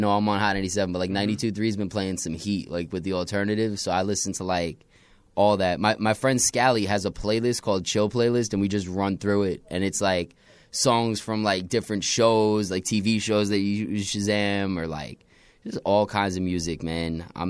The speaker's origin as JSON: {"language": "English", "town": "New York City", "region": "New York", "country": "United States", "tie": "born or raised there", "also_born_or_lived": "Brooklyn / Long Island", "said": "Born in Queens. That's right. Raised between Brooklyn, Long Island, all over the place."}